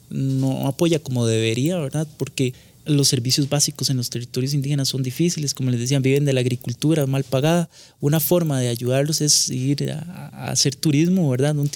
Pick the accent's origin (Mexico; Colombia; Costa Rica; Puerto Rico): Costa Rica; Como costarricenses existe un gran desconocimiento sobre las culturas indígenas. Desgraciadamente la educación nuestra los invisibiliza, se dice que Costa Rica es un país que todos somos igualiticos, ¿verdad?